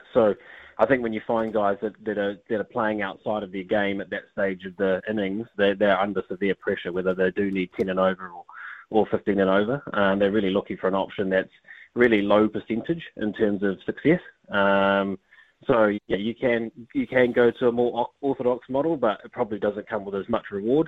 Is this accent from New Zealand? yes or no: yes; New Zealand; I was born in New Zealand.